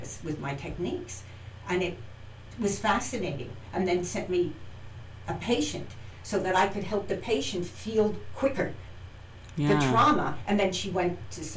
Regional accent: New Hyde Park, New York, United States; also born or lived in Hartford, Connecticut / Bronx, New York; I moved to Long Island, mm-hmm. New Hyde Park, where I was pretty much raised

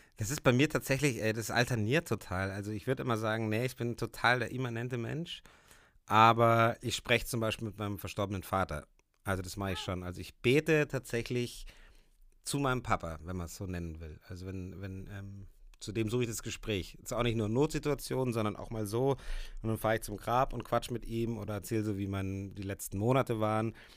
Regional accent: Puchheim, Bavaria, Germany; in meinem alten Elternhaus, wo wir aufgewachsen sind in Puchheim, obwohl ich da schon lange nicht mehr wohne

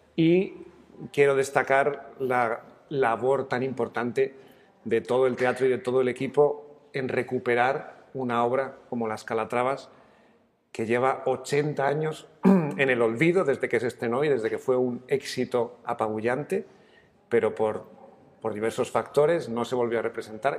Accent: Madrid, Community of Madrid, Spain; yo soy madrileño

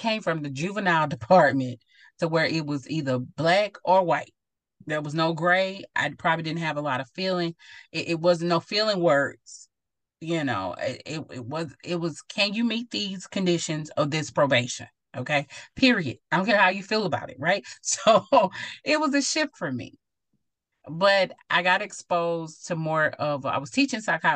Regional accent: Mount Pleasant, Texas, United States; moved away as an adult; also born or lived in Nebraska; I'm from Mount Pleasant, Texas

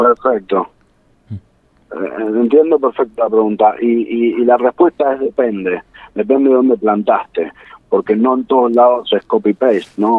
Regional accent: San Isidro, Buenos Aires Province, Argentina; Yo soy de Buenos Aires, este, nací en, San Isidro

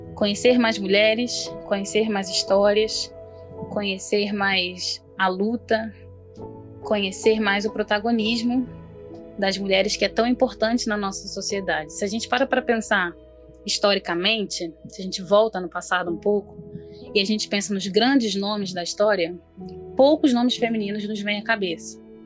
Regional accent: Rio de Janeiro, Brazil; eu tenho 26 anos, sou carioca

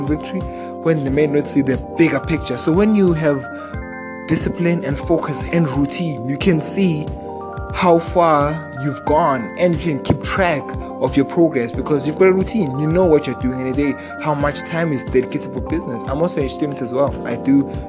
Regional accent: South Africa; I'm from South Africa.

